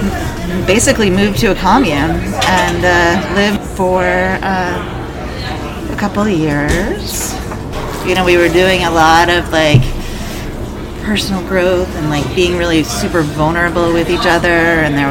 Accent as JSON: {"language": "English", "town": "Ithaca", "region": "New York", "country": "United States", "also_born_or_lived": "Lane County, Oregon", "moved": "as an adult", "lives_now": "Eugene, United States", "said": "I am from Ithaca, New York. I moved to Lane County in 2000"}